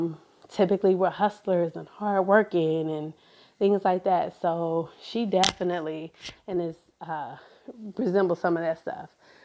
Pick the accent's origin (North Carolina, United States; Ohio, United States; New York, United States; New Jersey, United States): Ohio, United States; Cleveland; I'm from Cleveland, Ohio, as where I grew up in, and in that metro community.